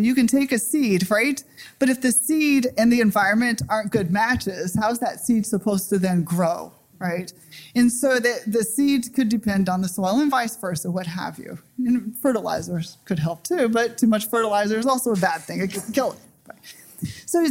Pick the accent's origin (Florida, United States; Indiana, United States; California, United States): Indiana, United States; Evansville; moved away; I'm from Southwestern Indiana, Evansville, Indiana.